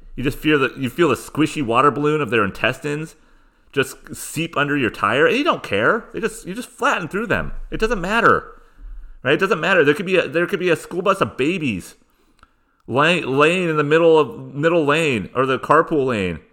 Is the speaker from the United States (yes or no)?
yes; Southern California, United States; I grew up in Southern California